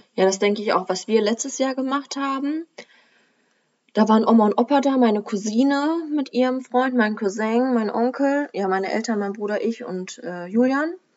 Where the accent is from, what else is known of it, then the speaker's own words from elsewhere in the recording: Germany; bei uns in Deutschland